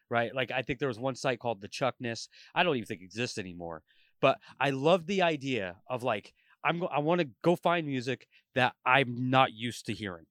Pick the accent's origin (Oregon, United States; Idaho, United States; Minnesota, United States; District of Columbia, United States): Oregon, United States; Portland; moved away as an adult; also born or lived in Tulare, California; now in Vancouver, United States; I grew up in Portland, like, my entire life